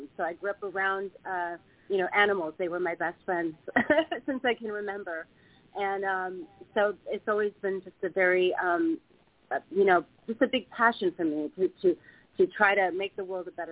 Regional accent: Midwest, United States; moved away; I grew up in the Midwest

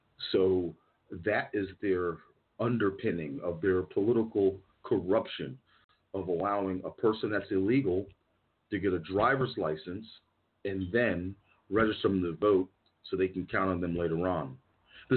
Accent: New Jersey, United States; in New Jersey, the state that I'm from

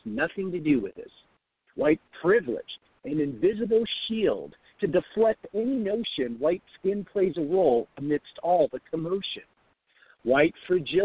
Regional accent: Seattle, Washington, United States; also born or lived in Hong Kong; I grew up in Hong Kong for a brief time, and then my parents moved us to South Seattle when I was fairly young

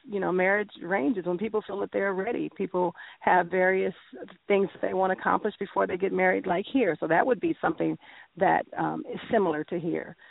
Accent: San Francisco, California, United States; moved away as an adult; also born or lived in Ghana; now in Las Vegas, United States; I came up born and raised in San Francisco, very, very liberal city

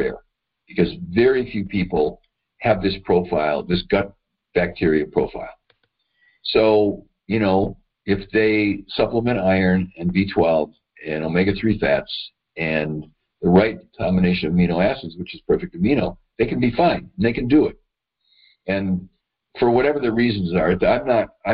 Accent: Madison, Wisconsin, United States; I grew up in Madison, Wisconsin

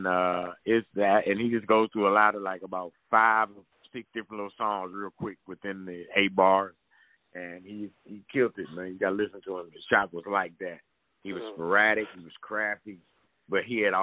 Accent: Washington, District of Columbia, United States; moved away; now I'm on stage with all my homeboys I grew up with from D.C.

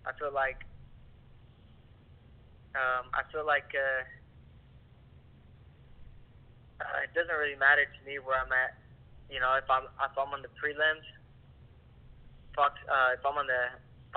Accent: Lemoore, California, United States; I'm in my hometown of Lemoore

